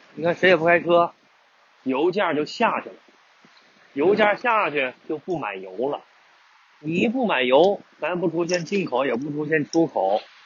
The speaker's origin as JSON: {"language": "Chinese", "region": "northern China", "country": "China", "moved": "as an adult", "lives_now": "Guangdong, China", "said": "本身我也是北方人"}